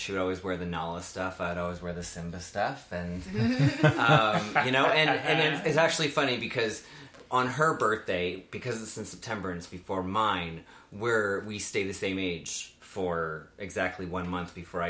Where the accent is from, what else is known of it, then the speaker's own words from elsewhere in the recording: Trout Creek, Ontario, Canada; So I was born and raised in a small town outside of North Bay called Trout Creek. I was born on a farm on a dead end. Me and my sister and my two parents, and then we lived on a dead end with all the rest of my family